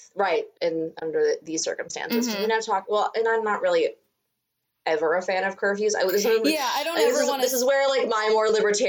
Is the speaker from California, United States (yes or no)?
no; New York City, New York, United States; But I will say personally, my personal belief as a New Yorker